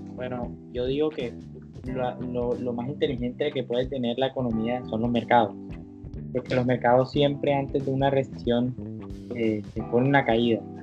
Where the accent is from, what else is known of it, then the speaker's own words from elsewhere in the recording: Colombia; como colombiano